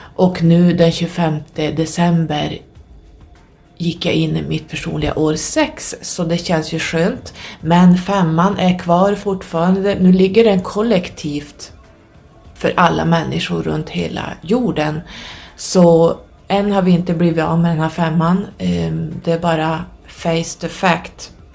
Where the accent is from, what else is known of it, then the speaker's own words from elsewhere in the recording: Norrland, Sweden; also born or lived in Södertälje, Sweden / Stockholm, Sweden; När jag var ungefär 5-6 år så skilde sig mina föräldrar och jag och min mamma flyttade upp hit till Norrland i och med att hon var härifrån